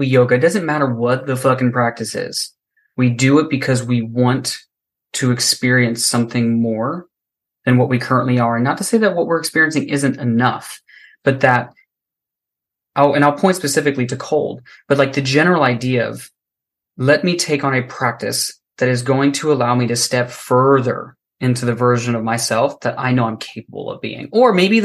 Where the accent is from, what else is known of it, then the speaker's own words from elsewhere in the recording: Florida, United States; I was born and raised in Florida. It is hot as fuck here